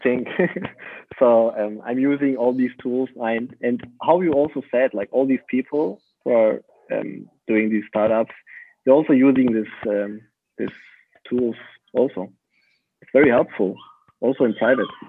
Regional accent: Kassel, Hesse, Germany; English is a second language; moved away as an adult; also born or lived in Aachen; that was the beginning of my studying um, in my hometown

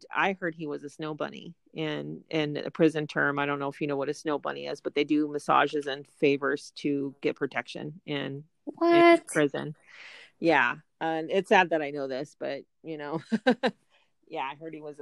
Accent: Southern California, United States; growing up in Southern California

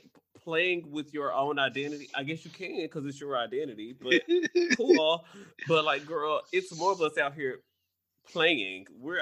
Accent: Memphis, Tennessee, United States; now in Washington, D.C., United States; I didn't have nightstands either until I moved to D.C. Sweet, I'm from Memphis.

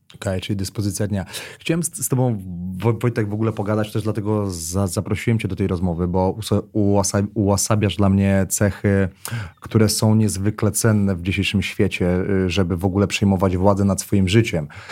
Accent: Warsaw, Masovian Voivodeship, Poland; wychowywałem się na jednym z osiedli na warszawskiej Pradze

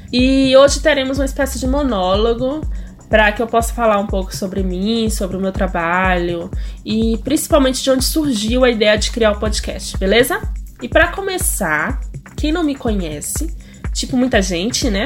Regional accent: Bahia, Brazil; moved away as an adult; also born or lived in Europe / Goiás; segundo a minha certidão de nascimento, eu sou baiana

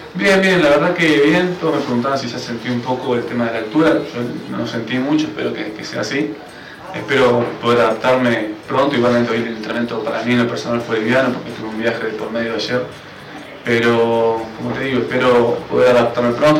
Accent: Argentina; moved away as an adult; now in Bolivia; yo soy argentino, eh, salí de Andalucía y Mar del Plata, club de primera división

